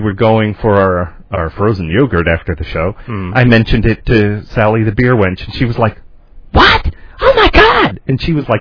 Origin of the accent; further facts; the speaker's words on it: New York, United States; moved away; my home state of New York